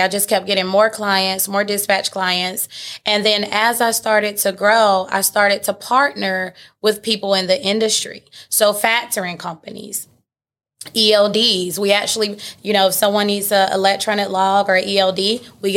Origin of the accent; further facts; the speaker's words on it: Atlanta, Georgia, United States; So I'm born and raised in Atlanta. I'm a Georgia peach